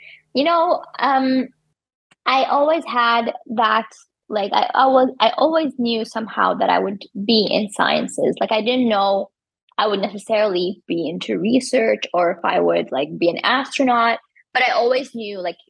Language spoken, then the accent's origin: English; Iraq; English is a second language; moved away as an adult; I came all the way from Iraq and like I left my family and now my family is missing me, I'm missing them.